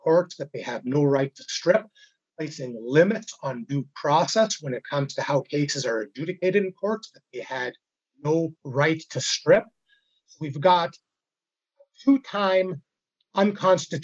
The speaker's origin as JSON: {"language": "English", "region": "British Columbia", "country": "Canada", "said": "my rights as British Columbians"}